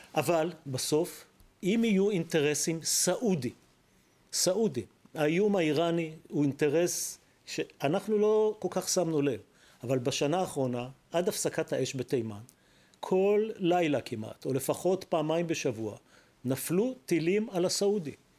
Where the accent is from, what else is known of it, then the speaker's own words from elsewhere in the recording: Hatzerim, Southern District, Israel; אני גדלתי בחצרים